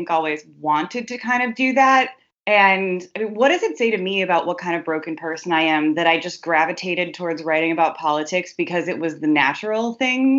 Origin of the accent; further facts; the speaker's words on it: Madison, Wisconsin, United States; moved away; I come from Madison, Wisconsin